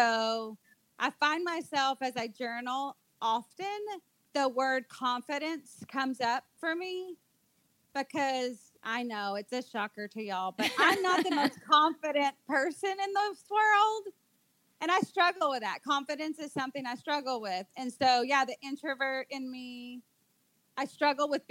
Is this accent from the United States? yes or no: yes; United States; moved away as an adult; now in Dominican Republic; here in the DR, as an American missionary